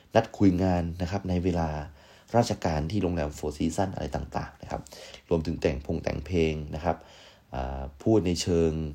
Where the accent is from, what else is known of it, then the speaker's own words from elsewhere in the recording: Prachuap Khiri Khan, Thailand; now in Bangkok, Thailand; กลับไปที่บ้านเกิดนะครับก็คือที่ประจวบ